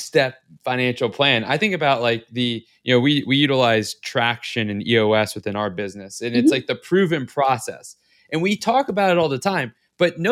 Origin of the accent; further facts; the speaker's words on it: the South, United States; I'm from the South